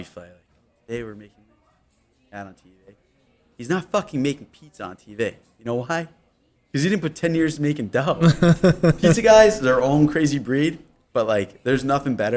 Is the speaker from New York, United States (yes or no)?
yes; Yorktown, New York, United States; I'm from Yorktown